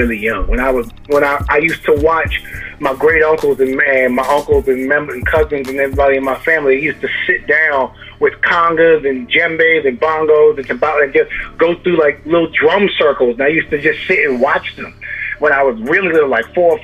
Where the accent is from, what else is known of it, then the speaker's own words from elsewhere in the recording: Amityville, New York, United States; I am from Amityville, Long Island, New York